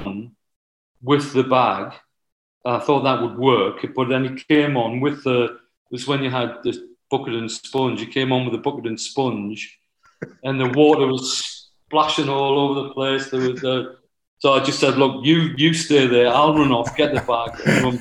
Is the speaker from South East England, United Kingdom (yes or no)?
no; the Northeast, North East England, United Kingdom; I was from the Northeast